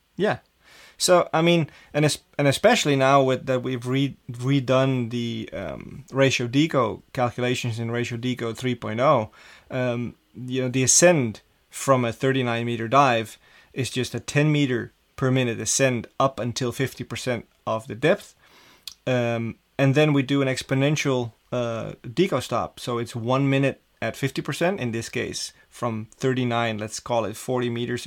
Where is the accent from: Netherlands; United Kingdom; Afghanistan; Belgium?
Netherlands; Amsterdam, North Holland; growing up in Amsterdam as a, a young kid in school